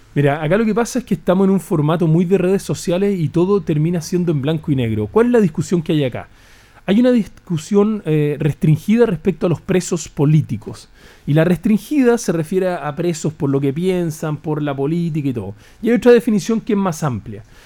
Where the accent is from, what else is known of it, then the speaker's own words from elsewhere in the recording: Chile; como chileno común y corriente